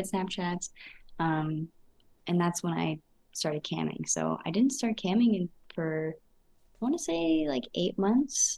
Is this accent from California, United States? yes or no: yes; California, United States; I am from California